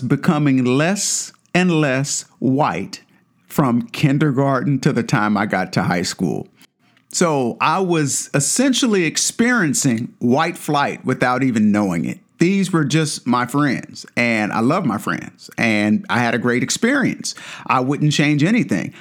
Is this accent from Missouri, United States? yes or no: yes; Kansas City, Missouri, United States; moved away as an adult; now in Seattle, United States; I was born and raised in Missouri, albeit on the other side of the state in Kansas City